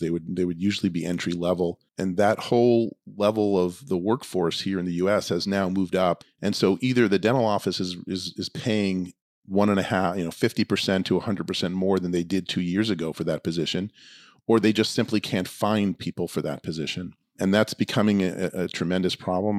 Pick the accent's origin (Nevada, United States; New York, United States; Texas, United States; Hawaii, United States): New York, United States; moved away as an adult; also born or lived in Boston; now in Los Angeles, United States; I grew up in New York